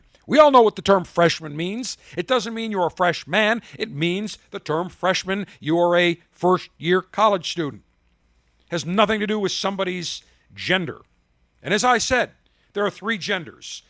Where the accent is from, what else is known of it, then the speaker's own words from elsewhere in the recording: United States; being a proud American, a proud citizen, calling myself an American, saying I'm from America